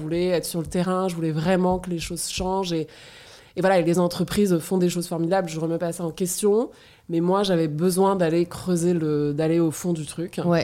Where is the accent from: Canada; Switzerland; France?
France; moved away as an adult; also born or lived in South Africa / United States / Argentina / Germany; je suis française